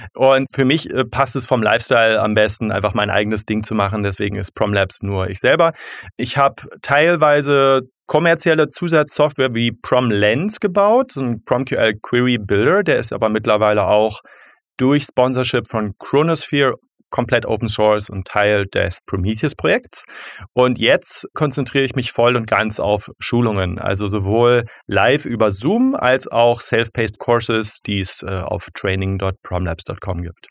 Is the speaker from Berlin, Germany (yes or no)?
yes; Berlin, Germany; also born or lived in Zurich; Ich komme aus Berlin. Ich bin damals noch im amerikanischen Sektor aufgewachsen, als, es, als die Stadt noch getrennt war